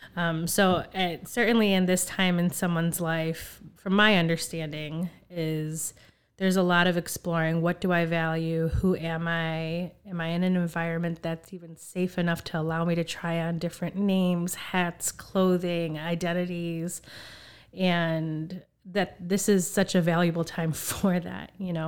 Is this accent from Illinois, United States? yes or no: yes; Chicago, Illinois, United States; also born or lived in Skokie; I'm originally from Chicago. Um, I was born at Illinois Masonic, and my family migrated here from Puerto Rico